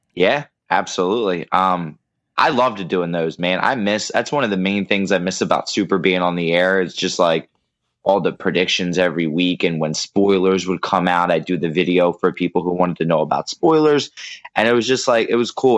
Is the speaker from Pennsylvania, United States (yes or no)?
yes; Pennsylvania, United States; now in New Jersey, United States; I live in Pennsylvania. Well, I grew up in Pennsylvania. I live in New Jersey